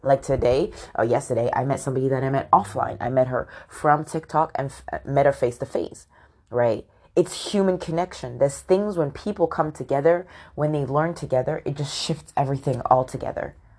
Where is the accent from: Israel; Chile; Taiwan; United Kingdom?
United Kingdom; also born or lived in London; I'm born in the U K and my dad's Nigerian, but my mom is from Scotland